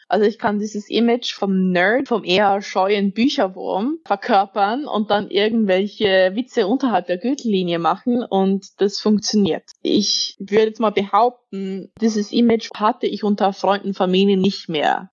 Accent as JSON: {"language": "German", "region": "Zug", "country": "Switzerland", "said": "Ich bin aus Zug. Das ist eine kleine Stadt, so dreißig Minuten mit dem Auto entfernt"}